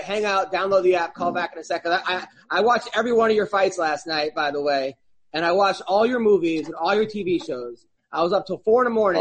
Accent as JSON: {"language": "English", "town": "Oceanside", "region": "New York", "country": "United States", "tie": "born or raised there", "said": "I'm from Oceanside"}